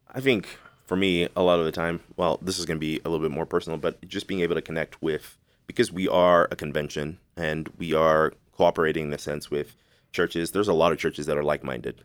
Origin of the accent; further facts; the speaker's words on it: Zimbabwe; also born or lived in Dallas-Fort Worth area; now in Dallas-Fort Worth, United States; I'm from Zimbabwe